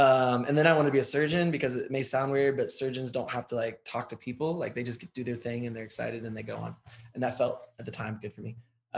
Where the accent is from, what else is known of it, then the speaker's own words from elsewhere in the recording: Southern Ohio, United States; I grew up in Southern Ohio, and your husband actually taught me how to wrestle. I know, right? A little rural Ohio town. My dad was a pastor.